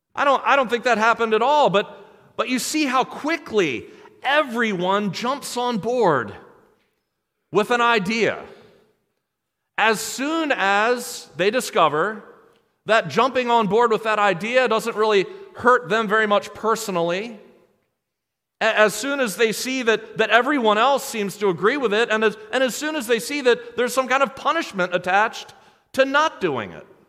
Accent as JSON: {"language": "English", "country": "United States", "said": "American Christians"}